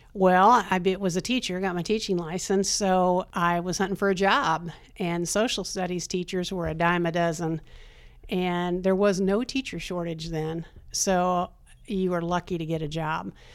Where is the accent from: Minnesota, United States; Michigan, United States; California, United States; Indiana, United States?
Indiana, United States; East Germantown; moved away as an adult; now in Randolph County, United States; I grew up in Wayne County. Uh, grew up in a little town of East